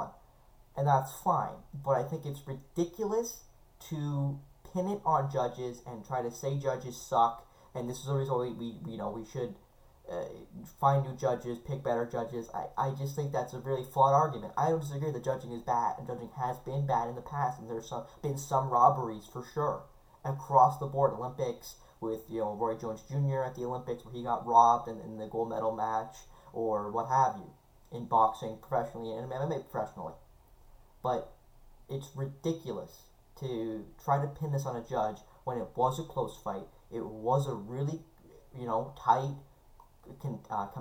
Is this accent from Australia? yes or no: no; Canada; as a Canadian